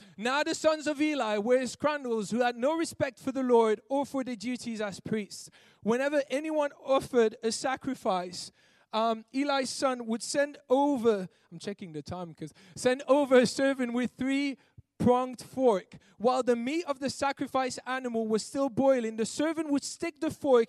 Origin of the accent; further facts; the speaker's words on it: Belgium; I'm from Belgium and we don't use that over there